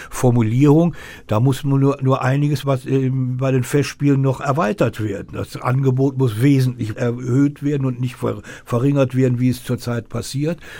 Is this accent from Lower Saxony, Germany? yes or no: no; North Rhine-Westphalia, Germany; Ich komme aus Nordrhein-Westfalen, da geht, äh, spricht man eine ganz andere Sprache.